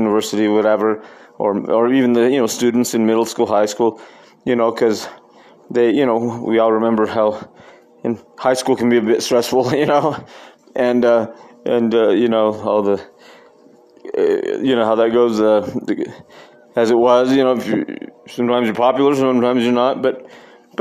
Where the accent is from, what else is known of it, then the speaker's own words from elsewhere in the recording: Costilla, New Mexico, United States; also born or lived in Taos, New Mexico; I grew up, of course, in Costilla, our little village, our little hometown, that's 40 miles north of here, north of Taos, where we live now.